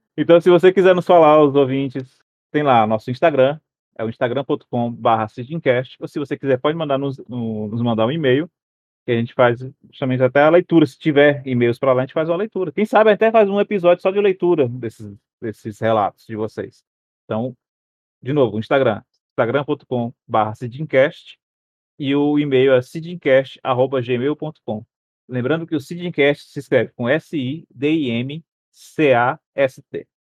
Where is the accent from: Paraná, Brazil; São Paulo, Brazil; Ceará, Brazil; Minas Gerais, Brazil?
Ceará, Brazil